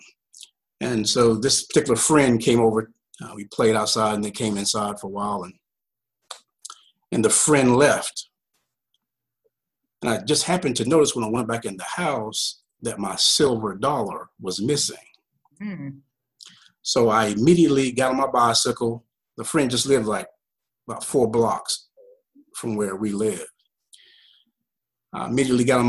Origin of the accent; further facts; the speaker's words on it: Greensboro, North Carolina, United States; I grew up here in Greensboro, North Carolina, in Guilford County